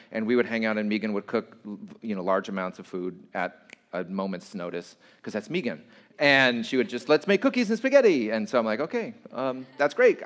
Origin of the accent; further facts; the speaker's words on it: Santa Fe Springs, California, United States; I grew up at in Santa Fe Springs